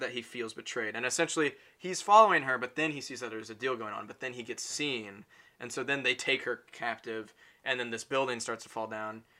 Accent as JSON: {"language": "English", "country": "United States", "said": "I'm American"}